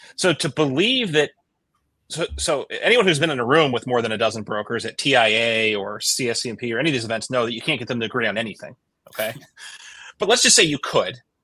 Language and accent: English; Midwest, United States; I'm from the Midwest